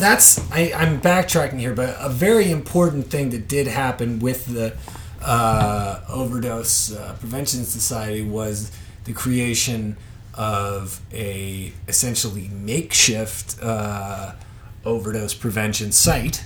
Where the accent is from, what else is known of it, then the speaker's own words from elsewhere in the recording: Toronto, Ontario, Canada; I grew up in Toronto